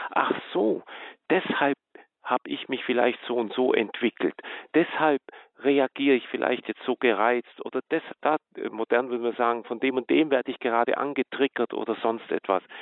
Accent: Baden-Württemberg, Germany; Also ich komme ja aus dem Schwaberländle

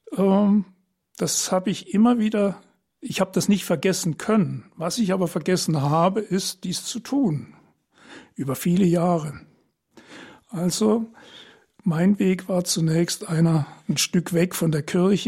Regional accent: Trier, Rhineland-Palatinate, Germany; now in Heilbronn, Germany; Ich bin 1947 geboren in Trier äh, seit 1972 verheiratet mit meiner Frau Karin. Wir wohnen in Heilbronn

